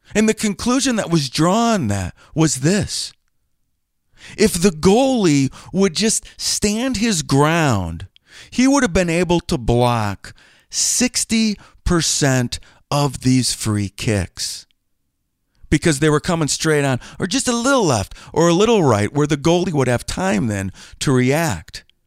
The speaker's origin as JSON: {"language": "English", "town": "Green Bay", "region": "Wisconsin", "country": "United States", "tie": "born or raised there"}